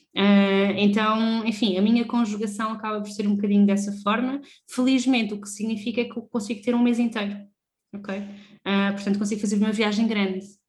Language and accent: Portuguese; Lisbon, Portugal; saímos de Lisboa, que era onde, onde nós sempre morámos